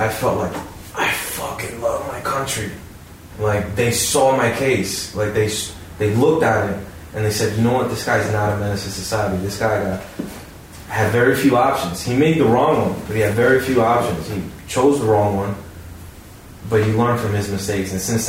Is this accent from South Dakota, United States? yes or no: no; Hackensack, New Jersey, United States; But we're from Hackensack, yeah.